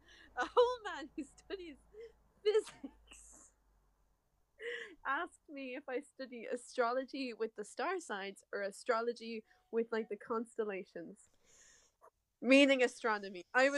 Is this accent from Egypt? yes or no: no; Ireland; the first thing they say is, oh, you're from Ireland. And I'm like, yeah